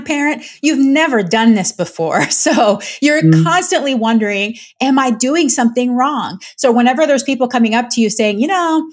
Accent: Panama; I'm Panamanian. I'm from Latin America.

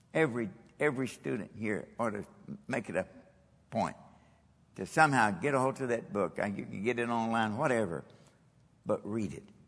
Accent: Kentucky, United States; moved away as an adult; also born or lived in Japan; I'm from Kentucky

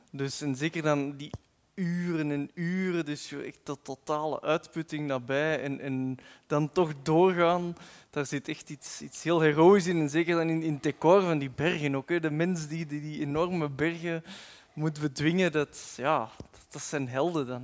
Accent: Flanders, Belgium; het kan niet anders als Vlaming

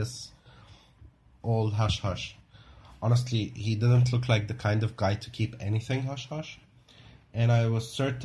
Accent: South Lebanon, Lebanon; born or raised there

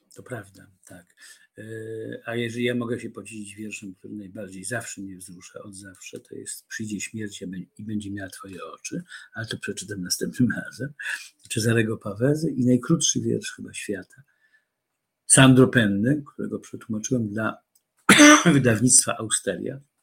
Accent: Warsaw, Masovian Voivodeship, Poland; do księgarni Paksu na rogu e, koszykowej, pięknej

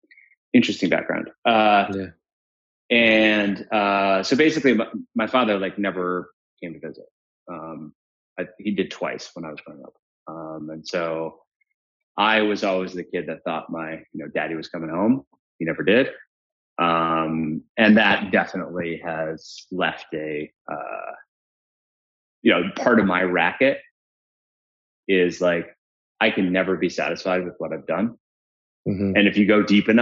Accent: Williamsburg, Massachusetts, United States; also born or lived in Paraguay; we grew up as Paraguayans in Paraguayan / Uruguayan / Colombians in farmland in Western Mass

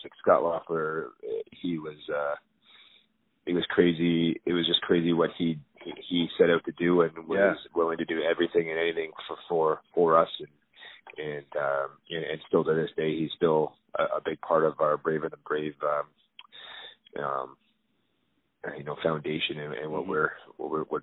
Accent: Toronto, Ontario, Canada; being a Toronto kid, I grew up in Scarborough

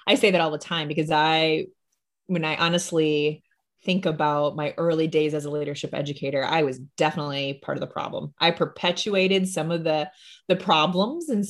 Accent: Illinois, United States; I grew up in Illinois

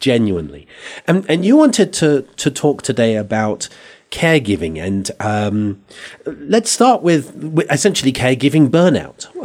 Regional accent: England, United Kingdom; accent: English; now in Santa Fe, United States; I come from England

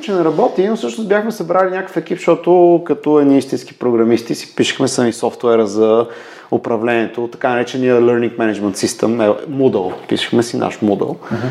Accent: Pleven, Pleven Province, Bulgaria; moved away; also born or lived in Sofia; Аз съм от Плевен. Там съм учил в Мегето в Плевен

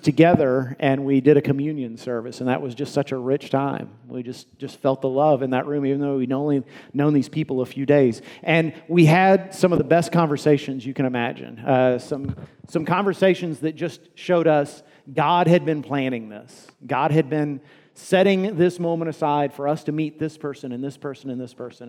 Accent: United States; we as American Christians

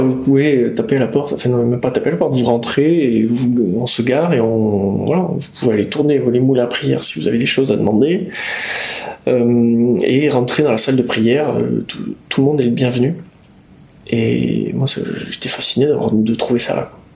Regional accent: Basque Country, Nouvelle-Aquitaine, France; quand on vient du Pays Basque

